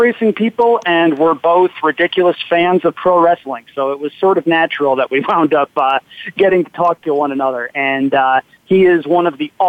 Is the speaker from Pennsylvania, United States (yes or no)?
no; Kingston, New York, United States; I was born in Kingston, New York, about 2 hours north of New York City in the Hudson Valley, about an hour and a half south of Saratoga.